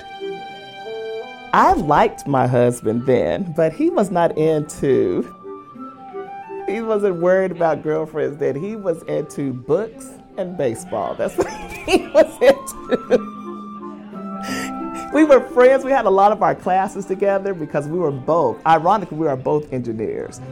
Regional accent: Oklahoma, United States; also born or lived in Memphis, Tennessee; I have been in Oklahoma. This will be year 45

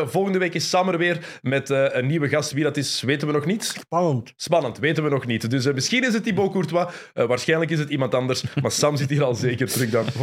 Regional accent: Antwerp, Belgium; Als {S2} Antwerpenaar een halve Hollander.

